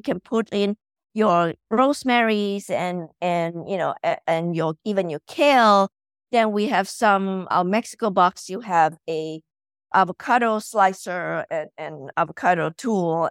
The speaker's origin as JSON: {"language": "English", "country": "Malaysia", "moved": "as an adult", "lives_now": "United States", "said": "I'm originally from Malaysia"}